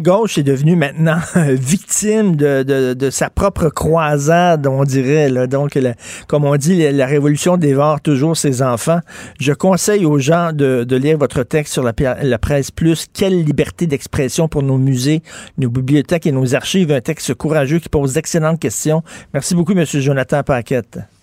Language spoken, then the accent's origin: French; Quebec, Canada; en tant que Québécois francophone